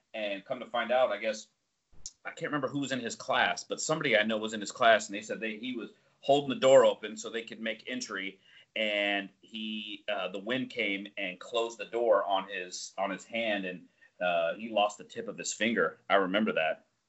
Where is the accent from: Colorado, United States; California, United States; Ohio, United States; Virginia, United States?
Colorado, United States; moved away; I'm from Colorado